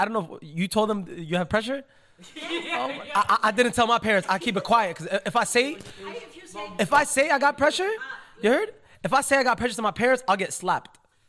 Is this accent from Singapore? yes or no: no; Yemen; moved away; where I came from Yemen, they're very like, very strict. It's very like, old school, you know, very old school. The weddings are separated, men, women.